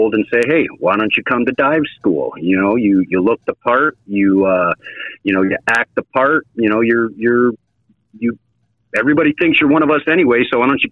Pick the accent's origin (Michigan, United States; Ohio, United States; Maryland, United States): Michigan, United States; Shelby; I was born and raised in the Detroit area, just north of Detroit, in a small town called Shelby, Michigan